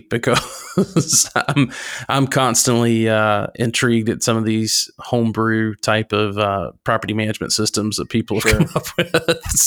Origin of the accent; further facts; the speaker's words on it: North Carolina, United States; my home state of North Carolina